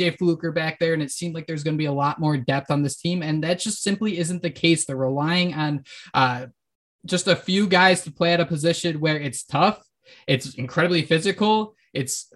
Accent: Western Massachusetts, United States; growing up in Western Massachusetts

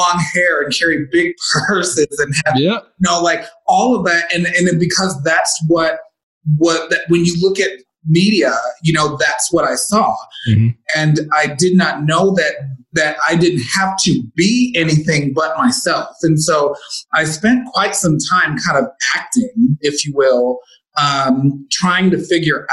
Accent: Chicago, Illinois, United States; moved away as an adult; now in Las Vegas, United States; my family back home were extremely religious

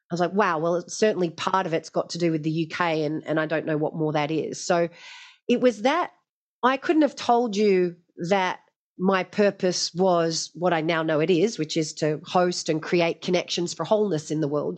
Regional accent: Hobart, Tasmania, Australia; I grew up in Tasmania and it was on the Hobart waterfront down at Sandy Bay.

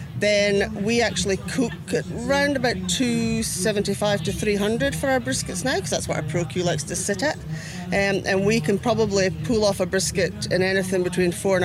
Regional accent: Aberdeen, Scotland, United Kingdom; now in Australia; I'm originally from Aberdeen in Scotland.

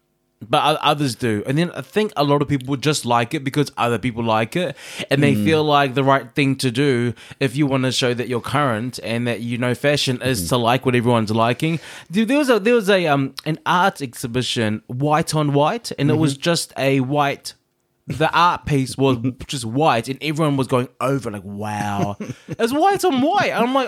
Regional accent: New Zealand; I grew up on Sailor Moon. I used to wake up every Saturday morning really early, because that's in New Zealand.

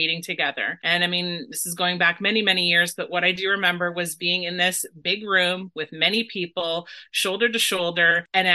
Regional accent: Dorchester, Ontario, Canada; my hometown of Dorchester

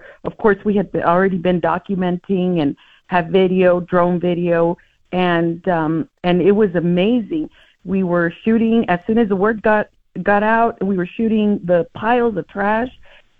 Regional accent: El Paso, Texas, United States; It's my hometown. I was born, raised, and I'm 52 years

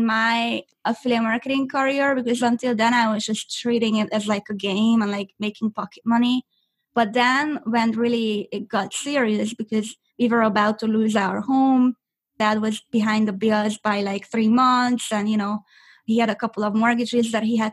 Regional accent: Budapest, Hungary; English is a second language; also born or lived in Orange County, California; now in California, United States; I'm originally from Budapest, Hungary. I was born and raised there

